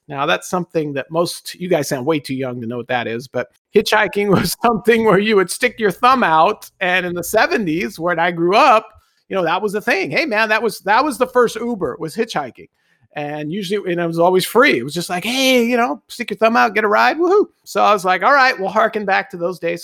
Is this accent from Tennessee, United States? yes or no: no; Los Angeles, California, United States; born and raised in Los Angeles, traffic and driving was just ingrained in my, uh, growing up